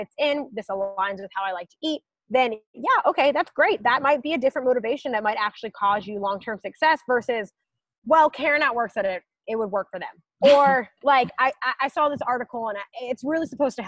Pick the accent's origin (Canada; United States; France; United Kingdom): United States; I'm an American